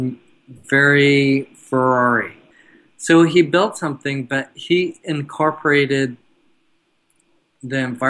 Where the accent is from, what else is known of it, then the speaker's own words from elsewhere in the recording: Denmark; My background is Danish. I'm from Denmark.